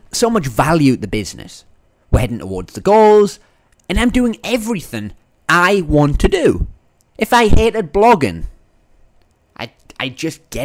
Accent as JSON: {"language": "English", "region": "Northern England", "country": "United Kingdom", "accent": "Northern English", "moved": "yes", "said": "my Northern English accent"}